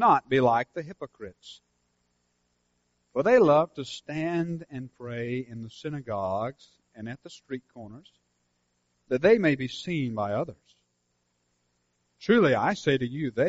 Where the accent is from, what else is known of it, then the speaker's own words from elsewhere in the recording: Senoia, Georgia, United States; my hometown